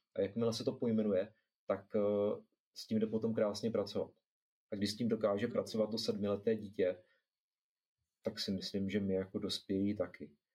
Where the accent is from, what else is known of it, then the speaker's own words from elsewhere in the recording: Zlín, Zlín Region, Czechia; já jsem ze Zlína